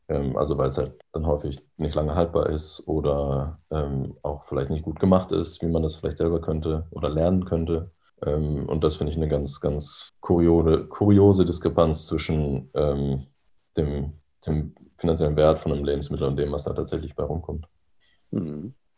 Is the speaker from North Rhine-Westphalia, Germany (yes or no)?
yes; North Rhine-Westphalia, Germany; now in Berlin, Germany; wo ich herkomme ähm, oder wo ich aufgewachsen bin, in, in NRW oder in Ostwestfalen